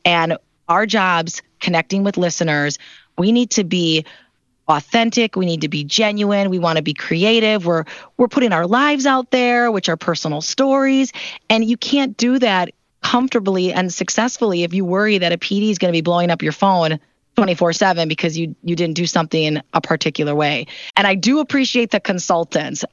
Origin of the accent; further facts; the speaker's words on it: Milwaukee, Wisconsin, United States; moved away as an adult; Milwaukee, as you mentioned, is my hometown